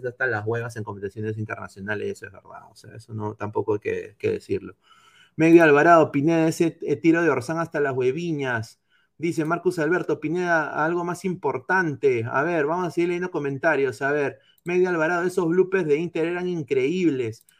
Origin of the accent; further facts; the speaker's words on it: Lima, Peru; Yo no soy arequipeño, soy limeño